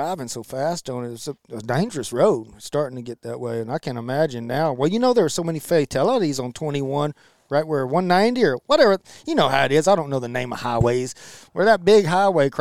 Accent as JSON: {"language": "English", "area": "Milam County", "region": "Texas", "country": "United States", "tie": "born or raised there", "said": "the only oak trees that we have in the Blackland Versailles, where we grew up in Milam County"}